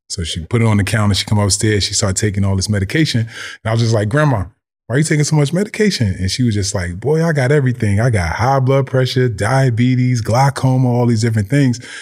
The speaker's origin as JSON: {"language": "English", "town": "Orange", "region": "New Jersey", "country": "United States", "tie": "born or raised there", "said": "I grew up in Orange, New Jersey"}